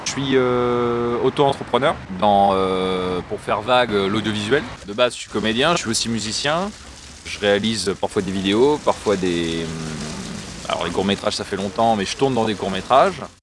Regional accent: Caen, Normandy, France; je suis né à Caen. J'ai toujours vécu ici

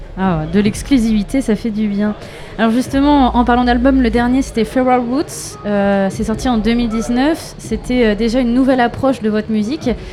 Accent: Brittany, France; je suis une Bretonne

